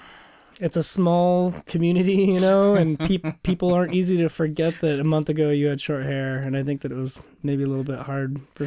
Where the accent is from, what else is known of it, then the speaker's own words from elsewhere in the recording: Lakewood, Washington, United States; Tacoma. I was born downtown Tacoma, and I grew up in Lakewood, just mm-hmm. south of Tacoma.